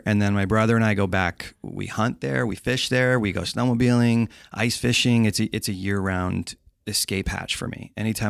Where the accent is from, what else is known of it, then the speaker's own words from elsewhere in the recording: East Coast, United States; I think it's because I'm from the East Coast and I grew up in the woods and it's just not the same.